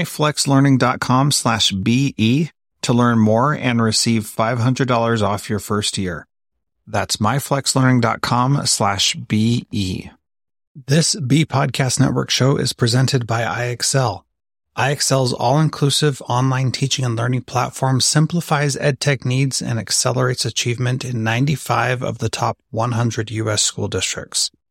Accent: California, United States; I grew up in California

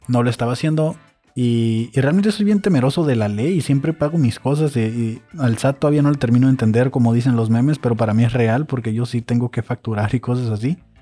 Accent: Mexico; Así somos los mexicanos

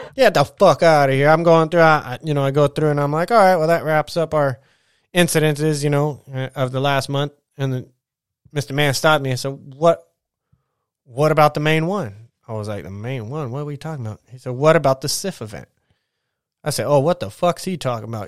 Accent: United States; as an American

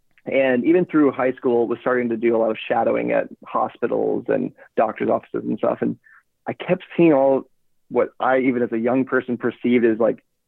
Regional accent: Knoxville, Tennessee, United States; also born or lived in Florida; So I grew up in Knoxville, Tennessee.

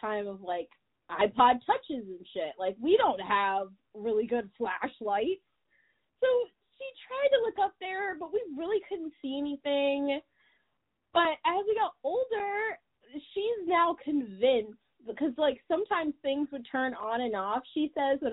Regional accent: Michigan, United States; I'm from Michigan, which is not that interesting.

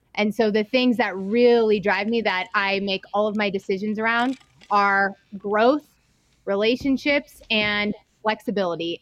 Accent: Reno, Nevada, United States; also born or lived in East Coast / Salt Lake City; I'm from Reno, Nevada.

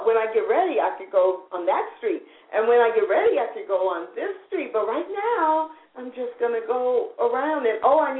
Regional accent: St. Louis, Missouri, United States; when I was growing up in St. Louis

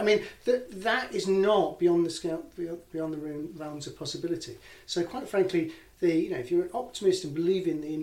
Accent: Hull, Yorkshire and the Humber, United Kingdom; moved away; I'm from Hull originally

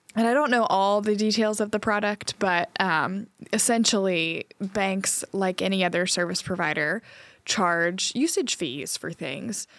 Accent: Trinity, North Carolina, United States; moved away; my hometown in Winston Sa-, in Trinity, North Carolina

